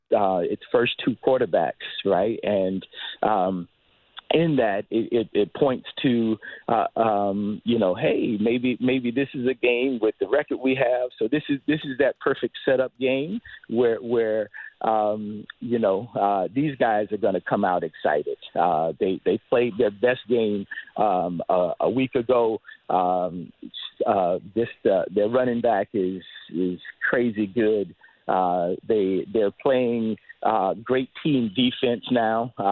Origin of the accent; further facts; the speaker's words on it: Dunedin, Florida, United States; now in Toronto, Canada; I'm a Florida boy, grew growing up in Dunedin